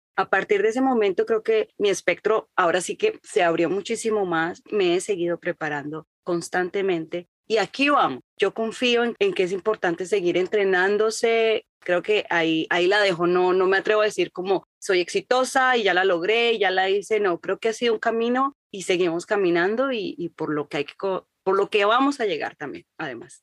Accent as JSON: {"language": "Spanish", "country": "Colombia", "tie": "born or raised there", "moved": "as an adult", "lives_now": "United States", "said": "yo nací en Colombia y me crié como colombiana y a los 25 años me vine a vivir a Estados Unidos"}